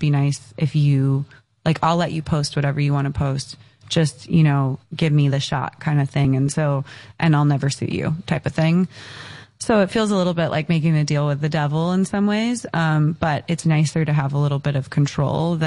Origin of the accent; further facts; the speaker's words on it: Encinitas, California, United States; I grew up in Encinitas in San Diego